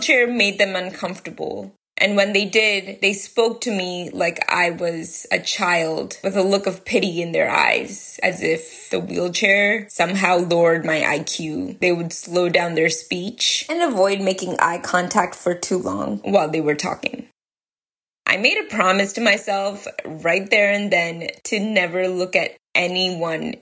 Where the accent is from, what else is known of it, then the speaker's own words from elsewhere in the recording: India; moved away; I grew up in India, which is closer to the equator